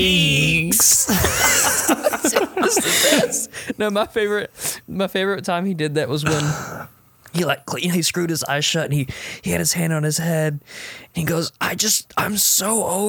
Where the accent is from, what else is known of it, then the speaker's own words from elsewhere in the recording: Alabama, United States; my hometown in Alabama